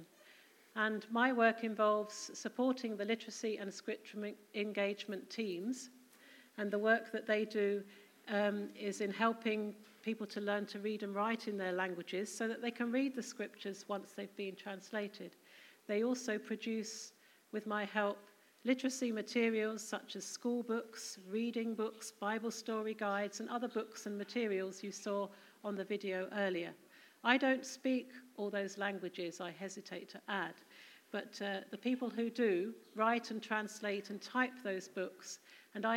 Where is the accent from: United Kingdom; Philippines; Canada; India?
United Kingdom; Staines, South East England; moved away as an adult; also born or lived in Cheshire / Herne Bay; now in Uganda; So I grew up in a small town called Staines in Middlesex, which has now renamed itself grandly as Staines upon Thames